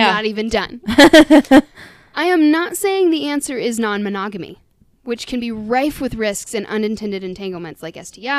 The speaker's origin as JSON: {"language": "English", "country": "United States", "said": "We are American after all."}